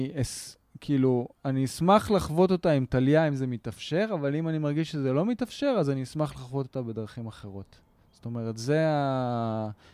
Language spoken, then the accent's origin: Hebrew; Israel; אני שייך לפה. פה נולדתי, פה השורשים שלי, פה גדלתי פה